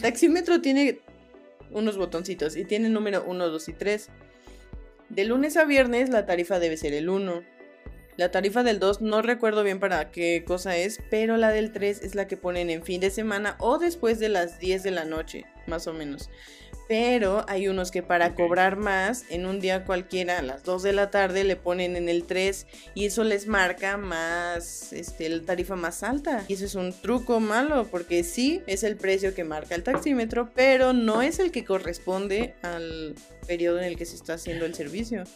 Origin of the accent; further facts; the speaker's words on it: Mexico; de México